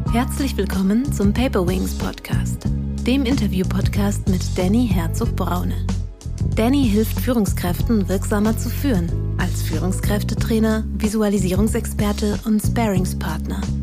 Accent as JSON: {"language": "German", "country": "Austria", "also_born_or_lived": "near Vienna", "said": "wohne in der Nähe von Wien, das heißt, bin Österreicherin"}